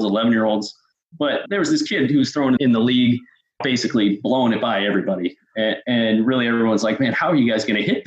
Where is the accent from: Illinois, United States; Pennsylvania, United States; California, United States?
California, United States; Northern; growing up in Northern California